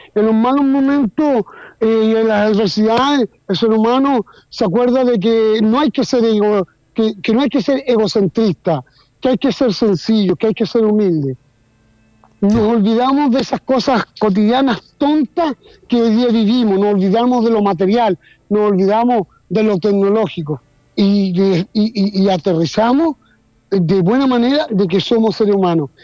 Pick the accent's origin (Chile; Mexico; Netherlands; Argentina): Chile; Aquí en Chile